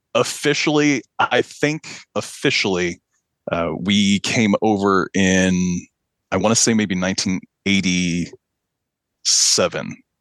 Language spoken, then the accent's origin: English; Pakistan; also born or lived in American Midwest / central Illinois; now in Illinois, United States; I'm from Pakistan. My mom is Pakistani. My my father is an American citizen, and they met in the late 70s. And I came along not long after that, after they married, and uh, grew up in Pakistan